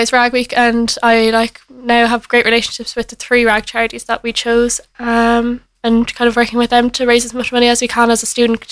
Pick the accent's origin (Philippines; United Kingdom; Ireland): Ireland; Wexford, Leinster; I'm from Wexford